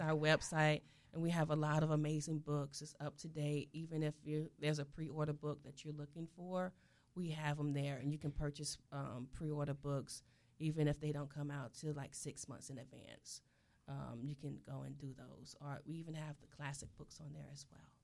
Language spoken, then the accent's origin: English; South Florida, United States; I'm from South Florida